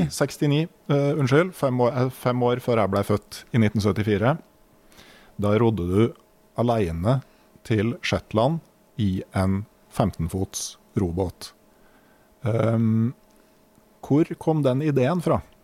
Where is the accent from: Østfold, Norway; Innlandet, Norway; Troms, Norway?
Innlandet, Norway; Jeg vokste opp i Innlandet